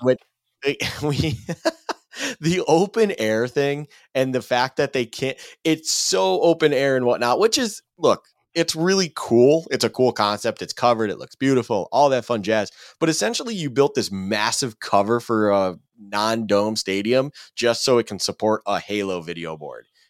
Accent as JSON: {"language": "English", "town": "Buffalo", "region": "New York", "country": "United States", "tie": "born or raised there", "said": "I'm born and raised in Buffalo. It gets cold here"}